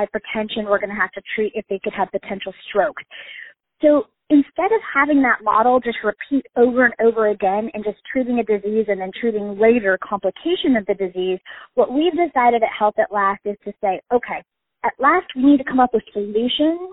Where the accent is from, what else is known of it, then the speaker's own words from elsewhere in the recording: Colorado, United States; I am originally from Colorado